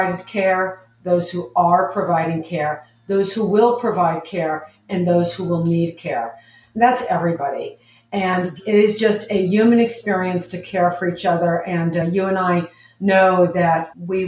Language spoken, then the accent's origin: English; New York, United States; moved away as an adult; also born or lived in Los Angeles; I'm from New York. And I went to graduate school in Los Angeles at USC and UCLA